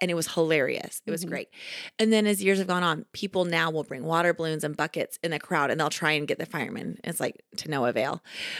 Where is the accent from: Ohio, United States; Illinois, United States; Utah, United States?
Utah, United States; Kaysville; My hometown where I'm from, Kaysville, yeah. Utah, they have the most epic water fight of all time.